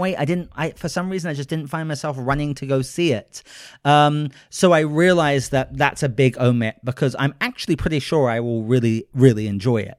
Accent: United Kingdom; I'm a British gentleman

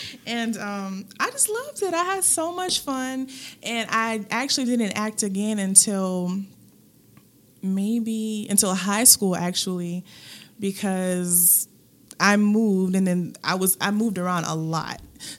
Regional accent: Germany; born there; also born or lived in Hawaii; I am an Army brat, so I was born in Germany, and I've lived different places all over

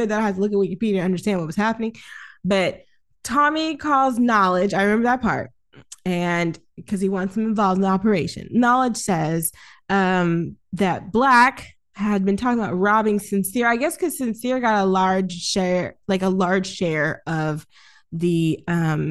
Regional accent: the South, United States; I'm from down south, so the rules are a lot different.

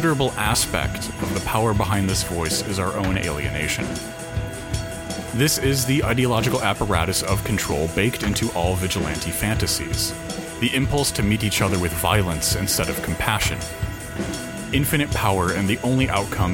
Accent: United States; I'm too American

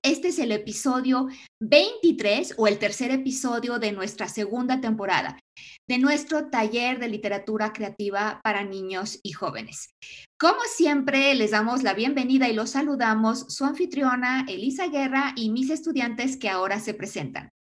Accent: Mexico; also born or lived in Aguascalientes; nosotros pues casi todos somos eh, mexicanos

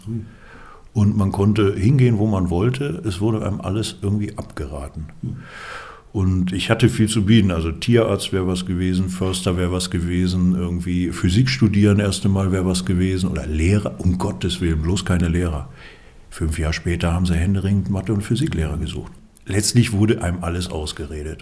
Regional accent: Dinslaken, North Rhine-Westphalia, Germany; moved away as an adult; also born or lived in Karlsruhe; now in Füssen, Germany; Ich bin groß geworden am Niederrhein. Das lässt sich nicht äh, verbergen. Man hört's.

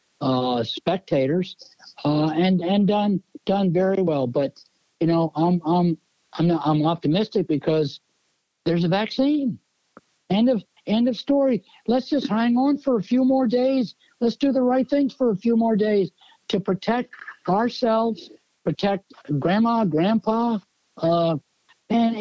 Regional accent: Jacksonville, Florida, United States; now in Miami, United States; I'm from Jacksonville, in the north part of the state

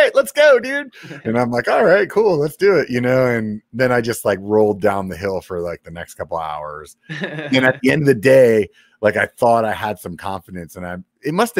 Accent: Pennsylvania, United States; I grew up in Pennsylvania

